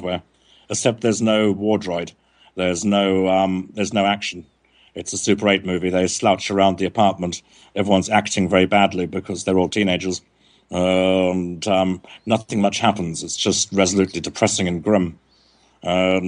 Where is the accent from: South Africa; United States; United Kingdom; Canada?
South Africa; now in Montségur, France; I was growing up in South Africa